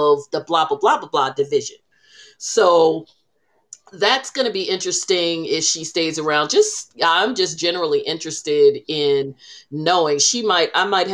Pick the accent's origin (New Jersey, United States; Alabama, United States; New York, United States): New Jersey, United States; when people ask us where we're from, we say Jersey, and they say what exit.